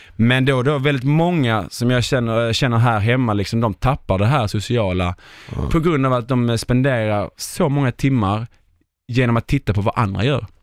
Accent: Sweden; vi svenskar

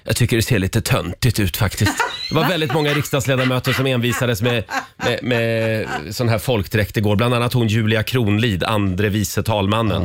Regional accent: Sweden; vi är ju svenskar

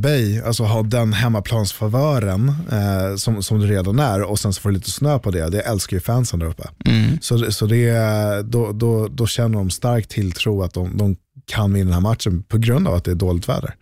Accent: Sweden; här hemma i Sverige

